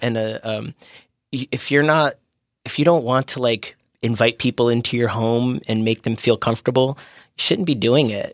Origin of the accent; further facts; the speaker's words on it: Maryland, United States; moved away as an adult; also born or lived in Washington, D.C.; now in San Diego, United States; I grew up in Maryland.